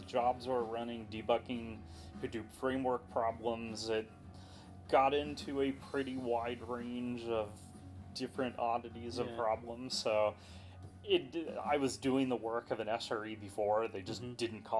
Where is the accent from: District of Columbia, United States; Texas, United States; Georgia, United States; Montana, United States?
Texas, United States; Dallas; moved away as an adult; also born or lived in New York / Colorado / Baltimore, D.C. area; now in San Francisco, United States; I consider home where I grew up, Dallas. Was there all through my growing years, all the way up until I went off to college